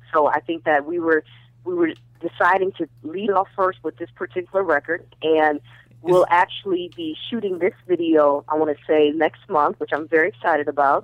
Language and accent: English; Minnesota, United States; moved away; also born or lived in Ohio / the Valley, California; originally from originally uh, from um, Ohio, but then we grew up in Minnesota